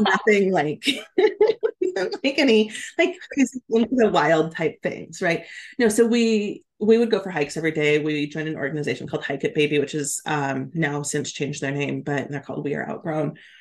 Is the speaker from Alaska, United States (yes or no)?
yes; Alaska, United States; moved away as an adult; also born or lived in Oregon; I grew up in Alaska in a small ski town